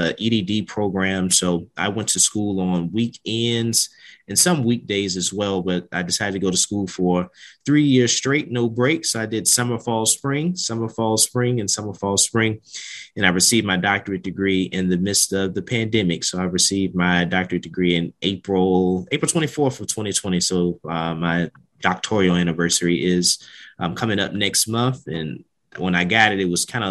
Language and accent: English; Richmond, Virginia, United States; I'm originally from Richmond, Virginia